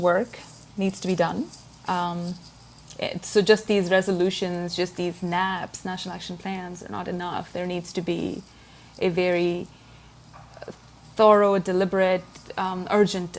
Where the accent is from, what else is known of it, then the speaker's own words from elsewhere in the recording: Pakistan; I am from Pakistan